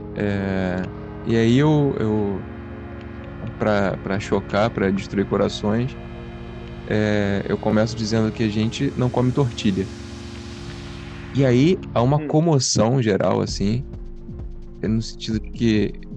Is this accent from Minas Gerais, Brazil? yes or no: no; Rio de Janeiro, Brazil; moved away as an adult; eu sou nascido e criado no, no Rio